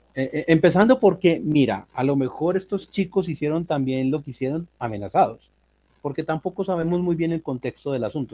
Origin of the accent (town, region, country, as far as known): Colombia